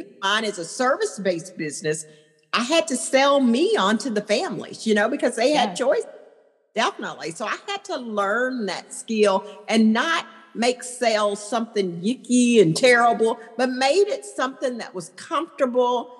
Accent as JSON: {"language": "English", "town": "Dallas", "region": "Texas", "country": "United States", "tie": "born or raised there", "said": "I was born and raised here in Dallas, Texas"}